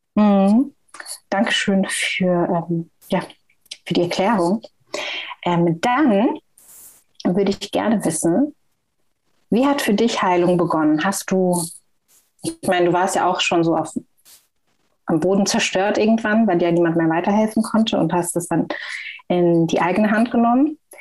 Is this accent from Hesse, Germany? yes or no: yes; Frankfurt, Hesse, Germany; ich bin aus Frankfurt